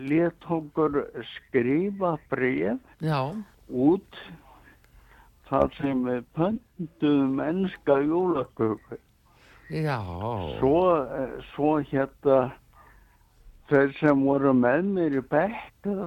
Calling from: Ásbrú, Southern Peninsula, Iceland; Hennu, ég er upp á Ásbrú

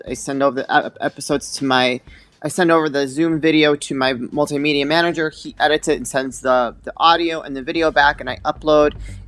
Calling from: Chicago, Illinois, United States; I'm joining you from Chicago, Illinois.

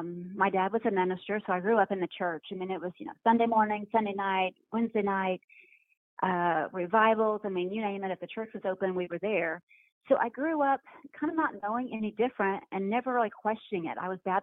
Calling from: Dallas, Texas, United States; I'm actually in the Dallas, Texas area.

